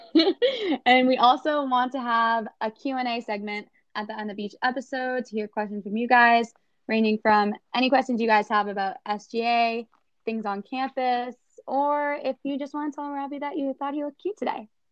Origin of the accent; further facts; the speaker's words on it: North Reading, Massachusetts, United States; I'm from North Reading, Massachusetts, which is pretty close to Boston